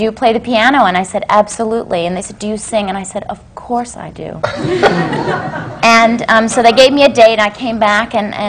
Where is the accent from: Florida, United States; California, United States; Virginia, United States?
Virginia, United States; Lynchburg; also born or lived in Augusta; Actually, I was born in Augusta, but I was raised in Lynchburg, Virginia. And nobody in my family was ever in show business.